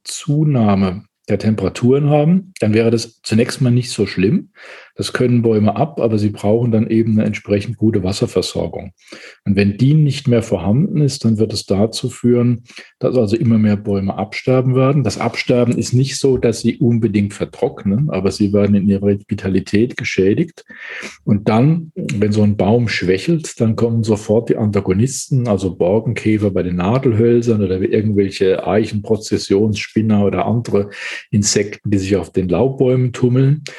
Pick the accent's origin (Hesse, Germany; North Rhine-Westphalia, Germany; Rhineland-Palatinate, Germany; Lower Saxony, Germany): Rhineland-Palatinate, Germany; Palatinate Forest; Ich bin im Pfälzer Wald aufgewachsen